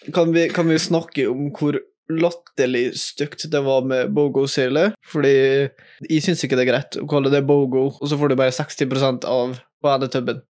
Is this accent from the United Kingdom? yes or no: no; Eide, Møre og Romsdal, Norway; Jeg kommer fra Norges fineste by, Eide City